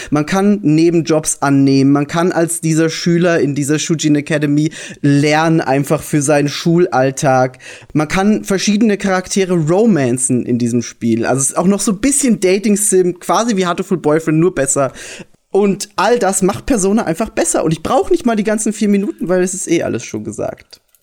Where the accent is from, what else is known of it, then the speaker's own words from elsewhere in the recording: Austria; ich bin Österreicher